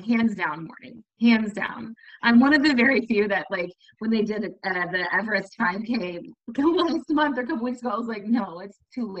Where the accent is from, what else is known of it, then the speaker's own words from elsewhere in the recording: North Texas, United States; moved away as an adult; now in Jacksonville, United States; I currently live in Jacksonville, Florida, right outside of Jacksonville. But I'm originally from the North Texas area. We moved here, 3 years ago now